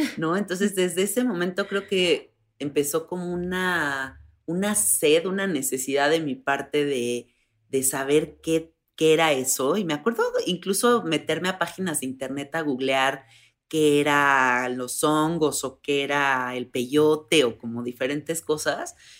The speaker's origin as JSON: {"language": "Spanish", "country": "Mexico", "said": "soy una mujer de 34 años, soy mexicana"}